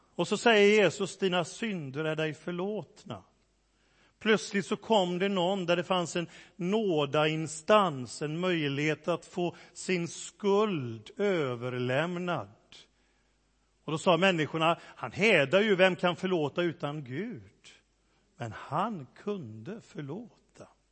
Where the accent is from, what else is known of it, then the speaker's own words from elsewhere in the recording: Gothenburg, Västra Götaland, Sweden; accent: göteborgska (Gothenburg dialect); Min göteborgska blir bara värre och värre